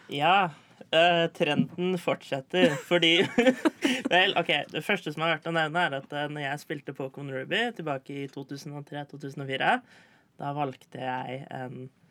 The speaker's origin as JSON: {"language": "Norwegian", "town": "Tønsberg", "region": "Vestfold", "country": "Norway"}